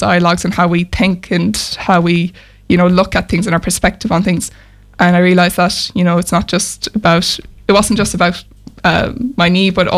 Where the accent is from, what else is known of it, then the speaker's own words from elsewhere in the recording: Mayo, Connacht, Ireland; now in Galway, Ireland; So I'm from Mayo, based in Galway at the moment.